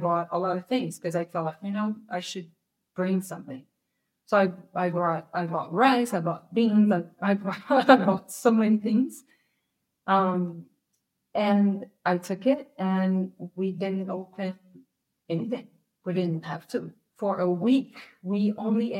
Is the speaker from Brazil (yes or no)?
yes; Rio de Janeiro, Brazil; I'm from Rio